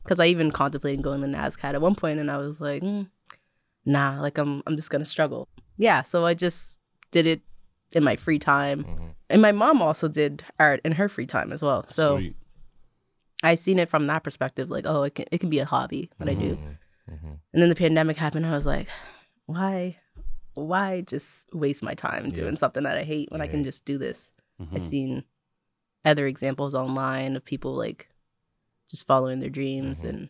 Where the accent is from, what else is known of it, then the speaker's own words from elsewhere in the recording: Preston, Nova Scotia, Canada; Growing up in Preston. I mean, I don't think it was like, it's just a regular Preston Township, you know, childhood.